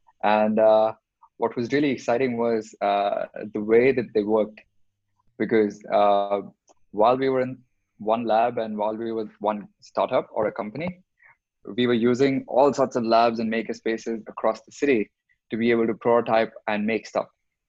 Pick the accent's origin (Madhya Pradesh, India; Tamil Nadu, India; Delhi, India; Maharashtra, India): Delhi, India; moved away as an adult; now in Mumbai, India; growing up in Delhi